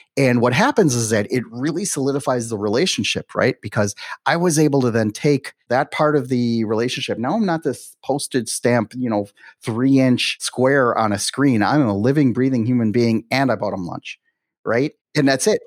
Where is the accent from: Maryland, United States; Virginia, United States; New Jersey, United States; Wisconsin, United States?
Wisconsin, United States; Milwaukee; moved away as an adult; now in Miami, United States; growing up in Milwaukee, I couldn't wait to get out of Dodge right and then when i turned 18 i was like you know something that's it i went to you know i went traveling for a little bit i ended up uh, settling in miami